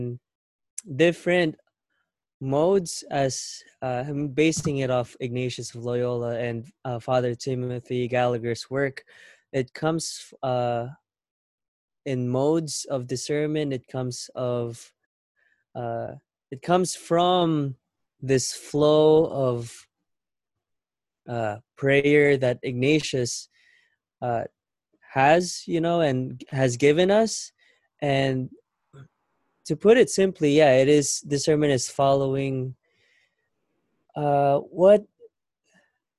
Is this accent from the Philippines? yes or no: yes; Philippines; now in United States; We grew up in the Philippines, and when we moved here in the States back in 2011